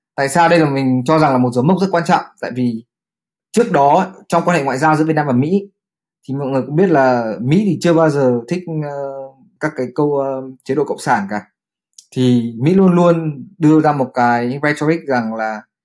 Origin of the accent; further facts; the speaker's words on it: Vietnam; mình là người Việt Nam